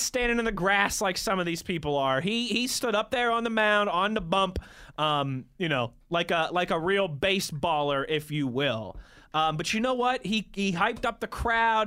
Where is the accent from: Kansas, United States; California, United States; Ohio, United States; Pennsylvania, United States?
Pennsylvania, United States; Pittsburgh; born or raised there